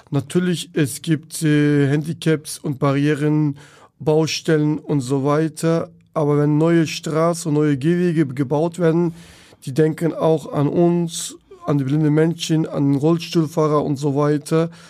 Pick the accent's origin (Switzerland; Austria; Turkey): Turkey; German is a second language; now in Germany; Und äh, ich komme aus der Türkei damals, äh, auch in der Dorf, in der Stadt, wo ich in die Schule gegangen habe, hatte ich keine Unterstützung, keine Hilfe.